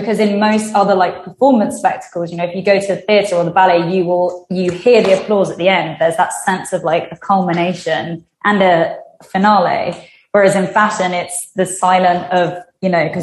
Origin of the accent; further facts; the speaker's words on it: United Kingdom; growing up, obviously, I'm British. I didn't know what a court was.